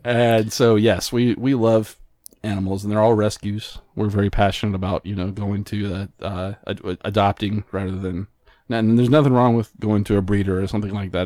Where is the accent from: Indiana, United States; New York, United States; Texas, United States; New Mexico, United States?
New Mexico, United States; moved away; also born or lived in Albuquerque, New Mexico; I'm originally from New Mexico